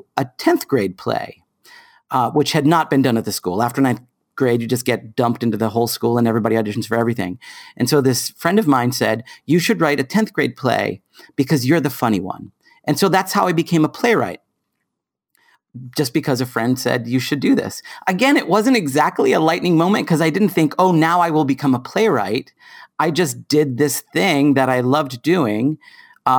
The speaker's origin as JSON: {"language": "English", "town": "Boston", "region": "Massachusetts", "country": "United States", "tie": "born or raised there", "said": "I grew up in South Boston."}